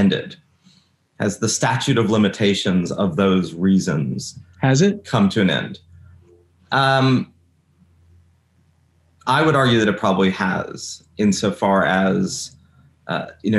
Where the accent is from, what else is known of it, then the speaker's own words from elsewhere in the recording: United States; as an American